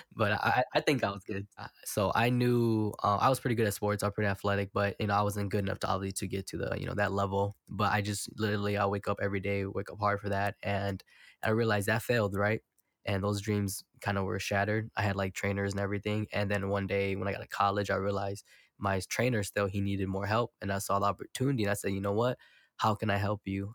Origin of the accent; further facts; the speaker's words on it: Milwaukee, Wisconsin, United States; I'm from Milwaukee, so it's very segregated